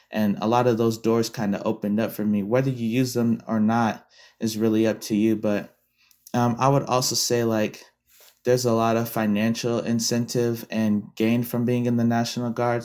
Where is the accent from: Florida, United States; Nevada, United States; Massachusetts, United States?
Nevada, United States; Las Vegas; being someone who was born and raised in Vegas